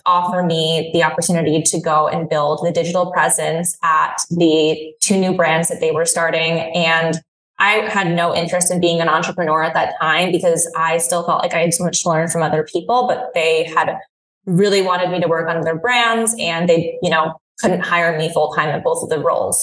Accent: Hudson Valley, New York, United States; also born or lived in Philadelphia; now in New York City, United States; I grew up in the Hudson Valley in New York, so it's about an hour and a half outside of Manhattan

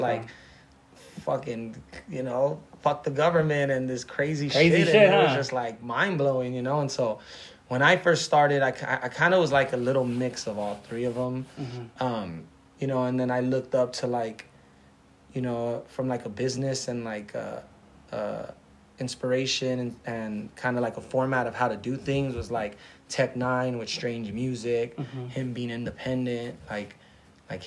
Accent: Los Angeles, California, United States; born or raised there

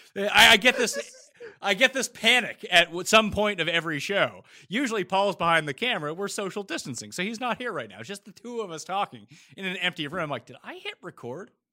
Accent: Canada

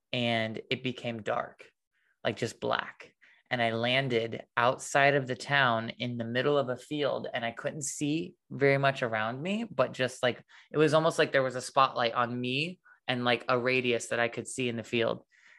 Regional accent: Illinois, United States; my brother and I were in my little small town that I grew up in Illinois. And it was like before we moved to the country house.

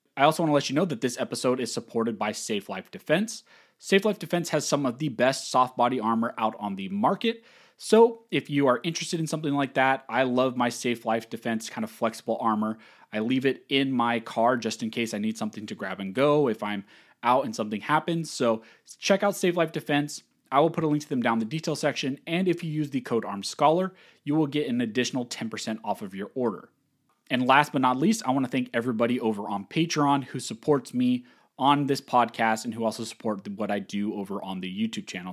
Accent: California, United States; I was born and raised in California.

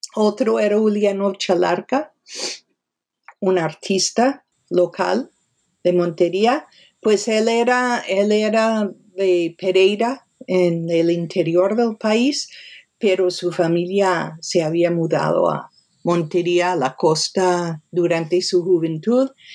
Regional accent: New York, United States; Nací en Nueva York, me crié en Nueva York.

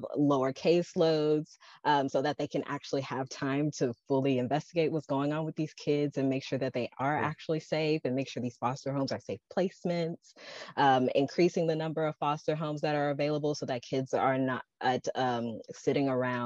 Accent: Memphis, Tennessee, United States; I'm from Memphis.

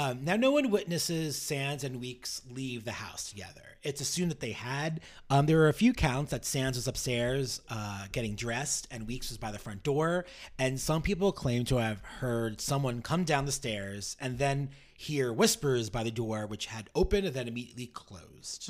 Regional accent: New York City, New York, United States; I'm born and raised in New York

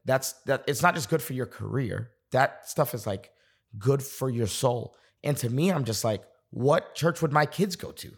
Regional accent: Boston, Massachusetts, United States; moved away as an adult; also born or lived in North Carolina; now in Dallas, United States; I was on staff at a church in Boston, getting, I was twenty-two years old, on staff. It was a church I'd grown up in.

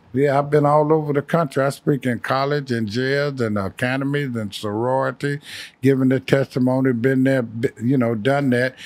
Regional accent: Chicago, Illinois, United States; moved away; also born or lived in California; I'm from Chicago.

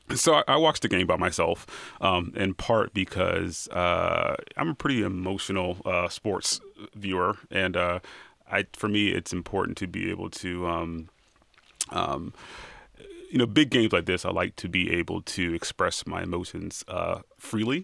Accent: Cincinnati, Ohio, United States; I'm from Cincinnati, Ohio

